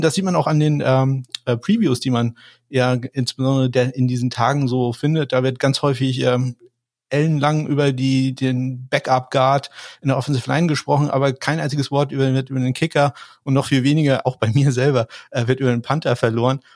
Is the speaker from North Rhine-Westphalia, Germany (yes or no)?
no; Kiel, Schleswig-Holstein, Germany; ich komme aus Kiel